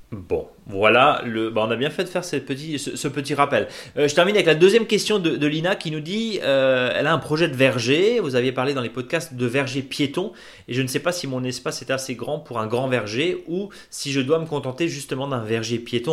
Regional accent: Alsace, Grand Est, France; de la vallée de Munster chez nous en Alsace

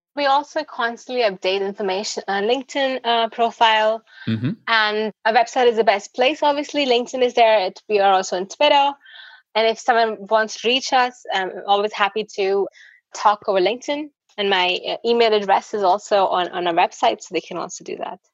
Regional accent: India; I'm from India

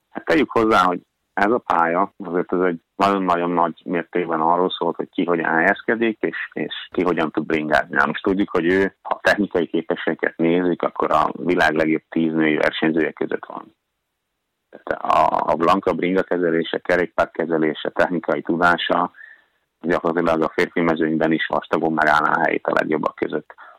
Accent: Hungary; now in Norway; magyar vagyok

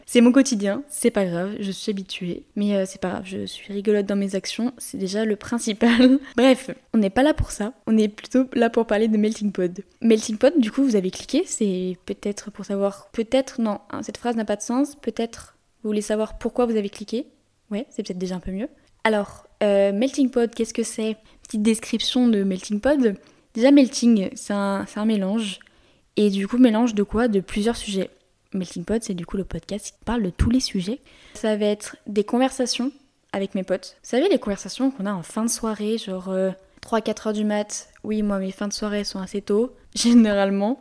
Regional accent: Lyon, Auvergne-Rhône-Alpes, France; je suis lyonnaise

